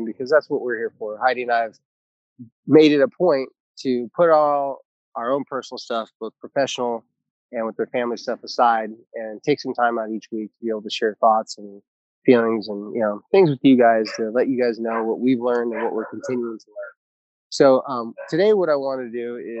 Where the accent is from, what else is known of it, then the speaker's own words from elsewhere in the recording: Carlsbad, California, United States; moved away; I'm actually coming to you remotely from the country of Carlsbad, California. Some people know it as San Diego, California, but it's my hometown